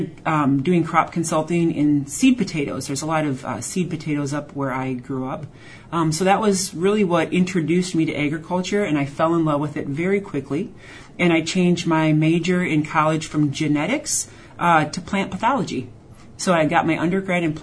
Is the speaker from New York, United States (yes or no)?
no; rural Wisconsin, United States; I am from Wisconsin originally. I grew up in rural Wisconsin on a hobby farm